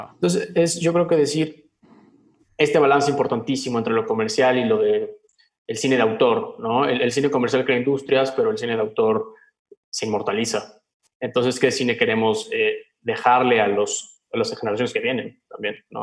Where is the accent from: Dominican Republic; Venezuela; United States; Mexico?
Mexico